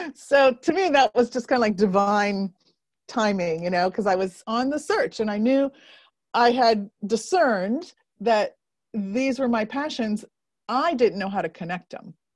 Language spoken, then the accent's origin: English; Northern Indiana, United States; moved away; I grew up in Northern Indiana